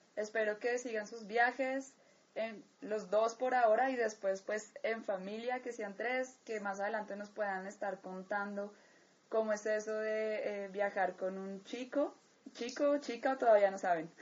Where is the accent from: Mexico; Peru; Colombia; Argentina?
Colombia; Colombia, mi país natal